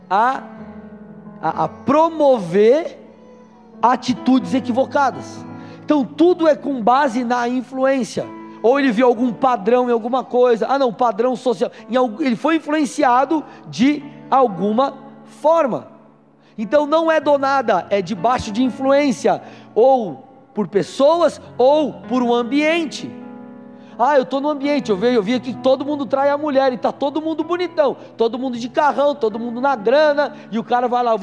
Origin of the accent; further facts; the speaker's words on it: São Paulo, Brazil; moved away as an adult; Eu eu sou paulistano, nasci em São Paulo, capital, fiquei até meus 23 anos lá e mudei para o Paraná.